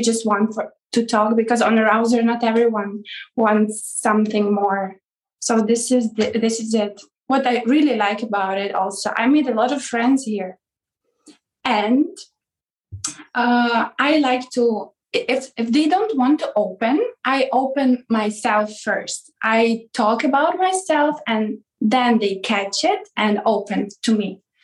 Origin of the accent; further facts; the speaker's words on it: Ukraine; now in Hungary; from Ukraine originally, but I live in Hungary.